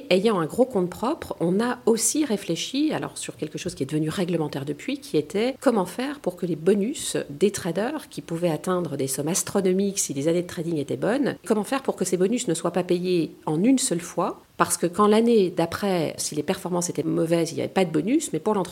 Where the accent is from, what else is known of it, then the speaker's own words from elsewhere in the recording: France; Après tout je suis française et d'ailleurs très fière de l'être